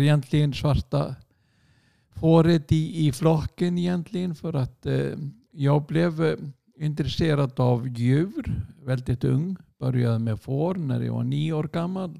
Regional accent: Hafnarfjörður, Capital Region, Iceland; Swedish is a second language; moved away as an adult; also born or lived in Sweden; sen är jag uppväxt där i Hafnarfjärde och gick min skol, skola där

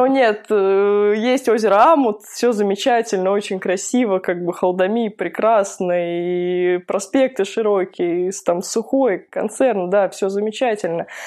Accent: Moscow, Russia; moved away as an adult; now in Vladivostok, Russia; я москвичка

